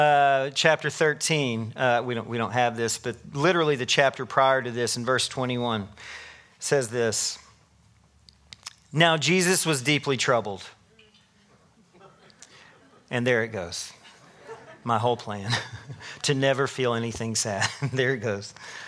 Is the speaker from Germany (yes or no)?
no; Tennessee, United States; moved away; I moved from Tennessee to here in 2020, 23 years ago. What'd I say? I don't know. Whatever. I've been here a while. And I grew up a big Tennessee fan